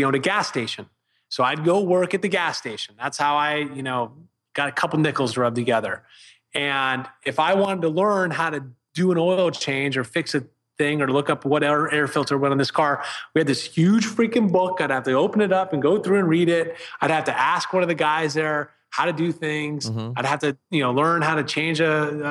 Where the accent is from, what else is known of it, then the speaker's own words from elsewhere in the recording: Vienna, Virginia, United States; moved away; Vienna, Virginia, northern, right outside of DC